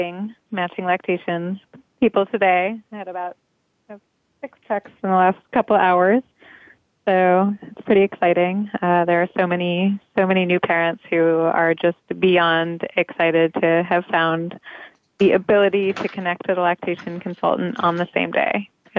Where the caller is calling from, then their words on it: New York City, New York, United States; I'm calling in from Park Slope, Brooklyn, which is where we are based.